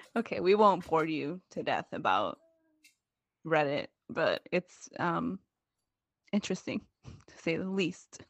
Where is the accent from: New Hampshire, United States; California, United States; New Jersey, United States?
California, United States; Oakland; moved away; also born or lived in Central Valley, California; I moved from Oakland to the Central Valley of California